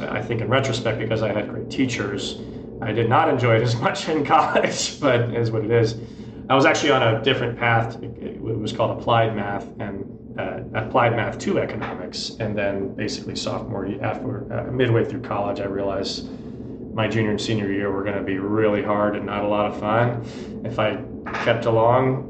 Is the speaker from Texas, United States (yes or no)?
yes; Dallas, Texas, United States; also born or lived in Houston, Texas; born in Houston, Texas. Ended up moving to Dallas when I was pretty young. So uh, I grew up there and went to high school there